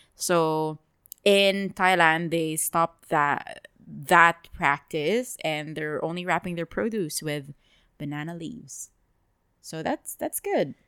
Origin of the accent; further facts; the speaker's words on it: Dubai, United Arab Emirates; we've lived here our entire lives